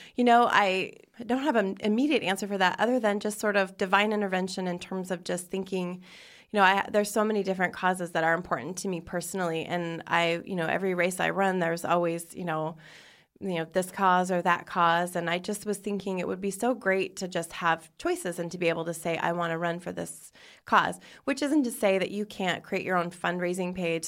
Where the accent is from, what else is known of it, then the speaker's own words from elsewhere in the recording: Spokane, Washington, United States; moved away; I grew up in Spokane, Washington